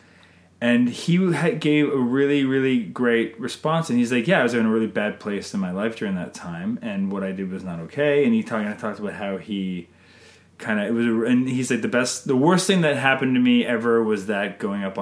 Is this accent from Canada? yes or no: yes; Canada; I'm Canadian filmmaker